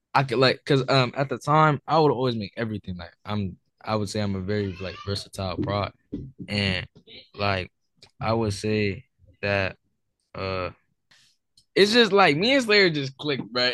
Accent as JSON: {"language": "English", "town": "Newark", "region": "New Jersey", "country": "United States", "said": "I'm from New Jersey, Newark, New Jersey"}